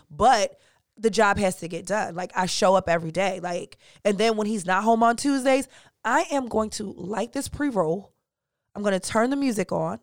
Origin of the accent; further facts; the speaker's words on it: Jamaica; I'm Jamaican